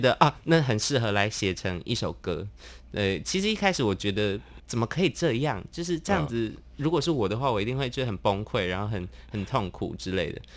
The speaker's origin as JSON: {"language": "Chinese", "town": "Tainan", "country": "Taiwan", "also_born_or_lived": "Taipei", "moved": "as an adult", "said": "因为我高中读台南，我就是台南人"}